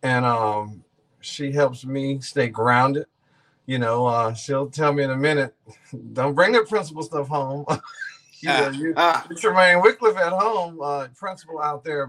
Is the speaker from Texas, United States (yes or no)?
yes; Missouri City, Texas, United States; I grew up in Ridgemont, you know, Missouri City, went to Missouri City, Willow Ridge